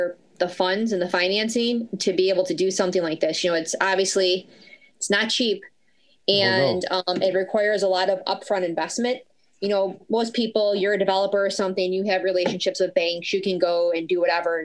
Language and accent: English; Buffalo, New York, United States; We're all born and raised in Buffalo